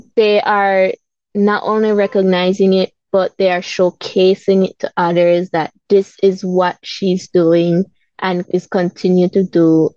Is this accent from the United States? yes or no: no; Belize City, Belize District, Belize; I grew up in Belize City